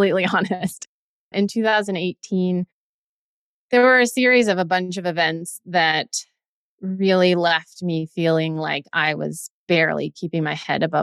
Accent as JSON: {"language": "English", "region": "Nevada", "country": "United States", "tie": "born or raised there", "also_born_or_lived": "Pennsylvania / Virginia / New Jersey", "moved": "as an adult", "said": "I grew up in Nevada"}